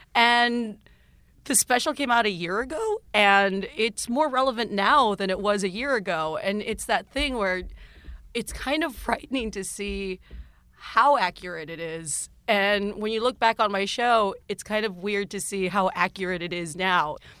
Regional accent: South Texas, United States; moved away; growing up in South Texas

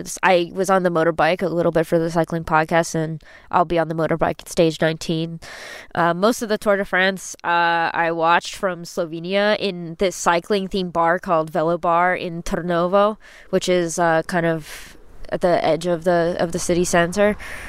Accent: United States; Being American, I know what it means for trains to be really slow

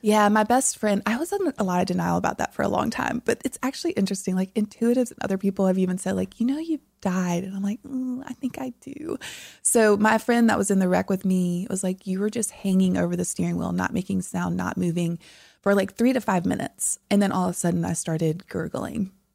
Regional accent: South Louisiana, United States; moved away; I'm from deep South Louisiana

